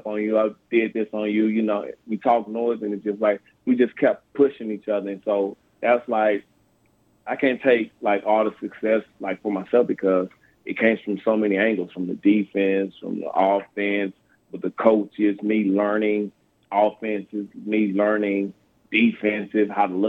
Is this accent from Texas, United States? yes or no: yes; Sweeny, Texas, United States; moved away; also born or lived in El Paso, Texas; born and raised in Swinney, Texas, and Higgins, Texas.